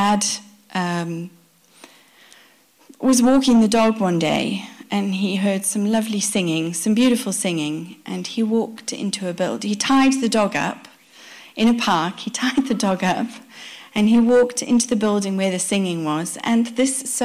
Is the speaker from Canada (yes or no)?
no; South Africa; My parents are Dutch. They come from the Netherlands. We grew up in South Africa